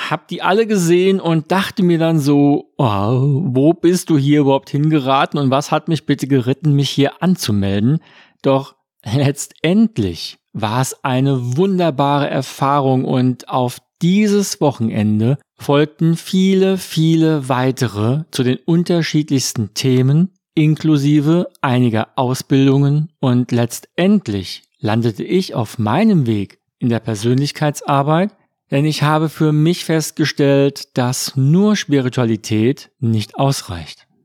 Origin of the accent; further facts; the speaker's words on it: Frankfurt am Main, Hesse, Germany; born there; ein echter Frankfurter. Denn ich bin in Frankfurt am Main geboren. Heute lebe ich mit meiner Familie in der Nähe von Wiesbaden im schönen Rheingau-Taunus